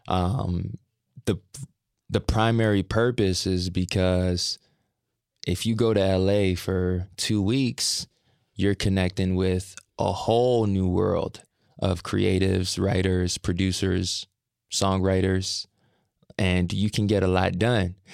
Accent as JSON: {"language": "English", "town": "Brampton", "region": "Ontario", "country": "Canada", "said": "I say I'm from Toronto, then I specify I'm from Brampton, which is outside of Toronto."}